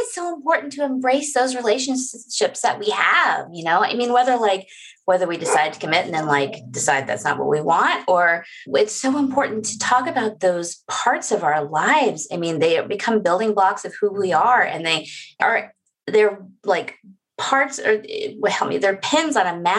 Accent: the South, United States; I'm not from small town North Carolina, but like I'm from the South

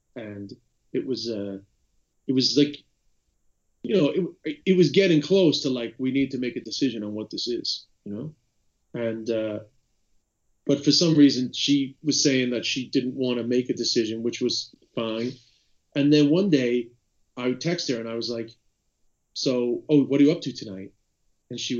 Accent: United States; me being American

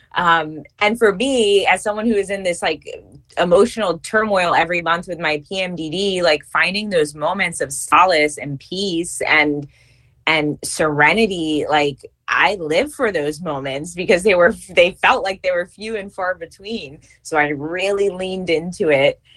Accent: New York, United States; moved away as an adult; also born or lived in California; now in Virginia, United States; I am originally from New York

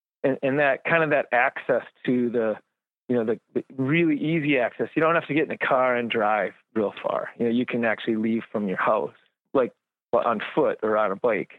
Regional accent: Minneapolis, Minnesota, United States; now in Duluth, United States; Growing up in Minneapolis, you could get out of Minneapolis, but not too far and sort of be away and be closer to the woods.

